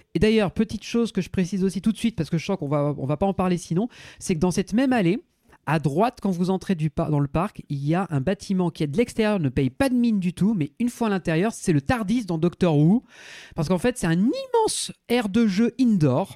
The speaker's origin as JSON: {"language": "French", "country": "France", "said": "on est français et qu'on parle pas un mot d'allemand"}